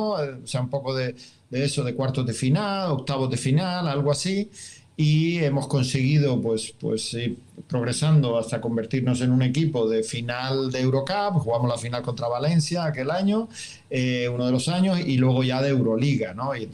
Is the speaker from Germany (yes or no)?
yes; Germany; Spanish is a second language; cuando llegué aquí pues me preguntaba un poco, eh, como buen alemán, ¿no?